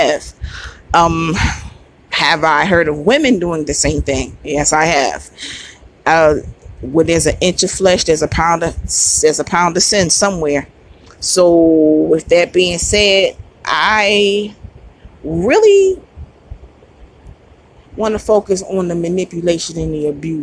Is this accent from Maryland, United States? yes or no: no; Philadelphia, Pennsylvania, United States; me being a Philadelphian